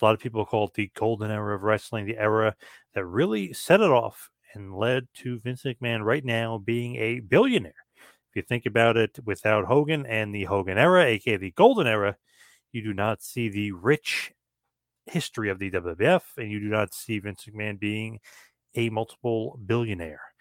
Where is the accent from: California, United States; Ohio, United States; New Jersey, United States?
New Jersey, United States; Asbury Park; my hometown, Asbury Park, New Jersey